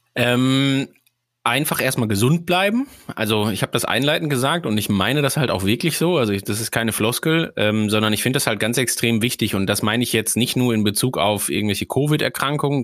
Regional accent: Sauerland, North Rhine-Westphalia, Germany; now in Schleswig-Holstein, Germany; ich komme aus einer Region, die auf 400 Metern in der Mitte des Deutschlands

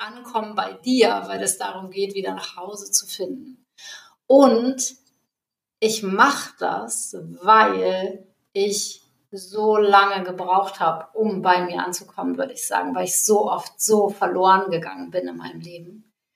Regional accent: North Frisia, Schleswig-Holstein, Germany; moved away; ich komme aus hier Nordfriesland

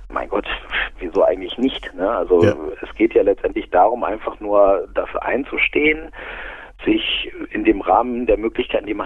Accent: Aurich, Lower Saxony, Germany; born there; now in Munich, Germany; Also ich lebe in München, ja

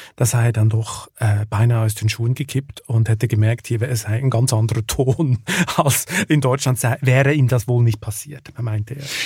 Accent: Lucerne, Switzerland; ich komme ja aus Luzern

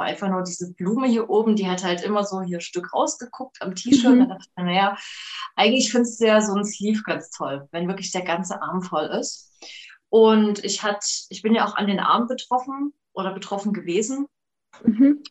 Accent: Leipzig, Saxony, Germany; ich komme aus Leipzig und hier gibt es ja immer noch Jugendweihe.

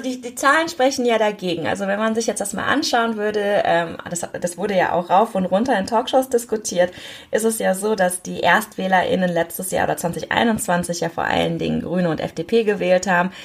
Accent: Germany; ich bin ja in Deutschland geboren, aber meine Eltern sind zum Studium hergekommen.

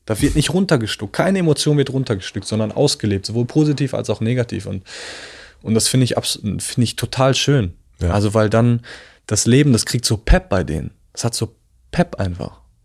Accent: village near the Dutch border, about 15 minutes from Arnhem, North Rhine-Westphalia, Germany; moved away as an adult; also born or lived in Italy; now in Berlin, Germany; bin aufgewachsen im Dorf, das letzte Dorf vor der holländischen Grenze

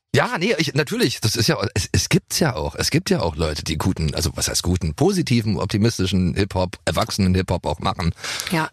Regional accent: Germany; ich komme ja regelrecht nicht nur aus einer anderen Zeit, sondern aus, aus einem Land, was es auch nicht mehr gibt

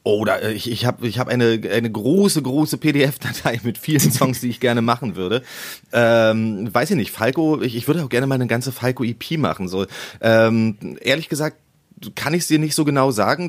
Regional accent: Berlin, Germany; ich bin in Berlin-Köpenick geboren und Köpenick ist zwar der größte Berliner Bezirk

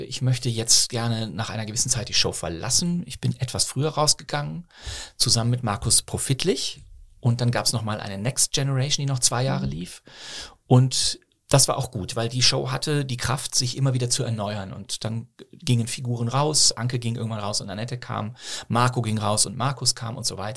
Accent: Bonn, North Rhine-Westphalia, Germany; also born or lived in Bochum / Berlin; now in Cologne, Germany; Ich bin ja in, zwar in Bochum geboren, aber bin dann in Bonn aufgewachsen

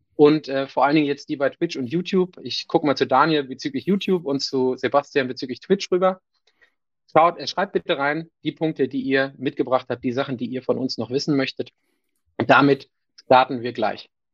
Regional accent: Northern Germany, Germany; Für mich als Norddeutscher

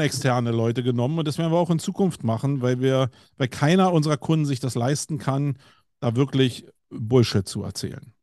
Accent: Berlin, Germany; accent: Berlinerisch; bei mir als Berliner

